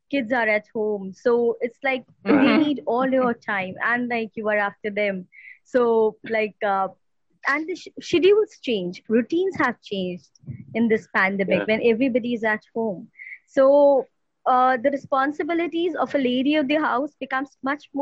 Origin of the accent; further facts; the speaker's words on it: India; we have a like close knit family structure in India